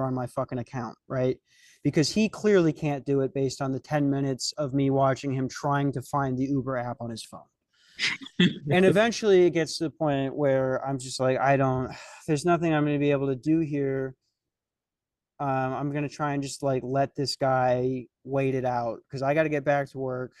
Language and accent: English; Lakeville, Minnesota, United States; I'm from Lakeville, Minnesota